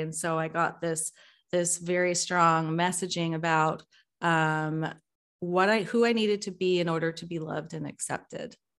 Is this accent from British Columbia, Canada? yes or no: yes; British Columbia, Canada; now in Vancouver, Canada; I'm calling from Vancouver. Uh, been living here for just a year now, and having been born and raised and lived most of my life in the suburbs